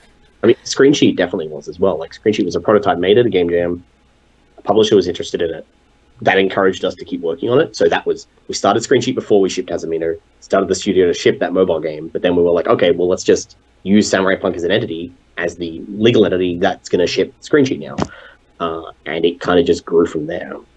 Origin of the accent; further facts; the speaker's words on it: Australia; an Australian game developer